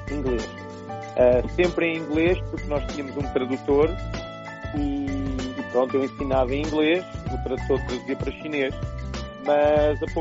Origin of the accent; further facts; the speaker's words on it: Lisbon, Portugal; moved away as an adult; now in China; eu sou, sou português, sou de Portugal, natural de, de Lisboa